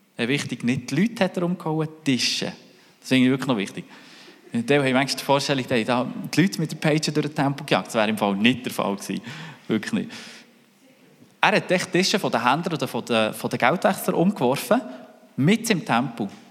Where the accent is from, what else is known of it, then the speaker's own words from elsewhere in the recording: Switzerland; wie sind wir mit dem Reichtum umgegangen als Schweizer